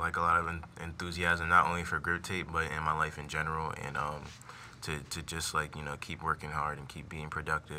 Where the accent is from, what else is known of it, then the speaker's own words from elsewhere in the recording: Hamden, Connecticut, United States; I'm from Hamden, Connecticut.